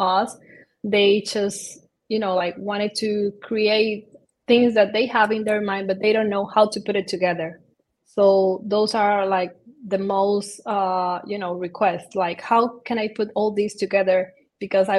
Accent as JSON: {"language": "English", "country": "Dominican Republic", "also_born_or_lived": "Barcelona", "moved": "as an adult", "said": "I'm originally from Dominican Republic, and I study architectural there"}